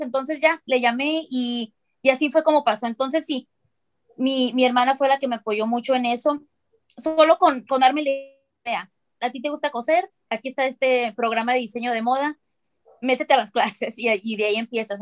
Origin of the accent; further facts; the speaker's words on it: Mexicali, Baja California, Mexico; now in Phoenix, United States; yo soy de Mexicali, vivo ahora en Phoenix, en los Estados Unidos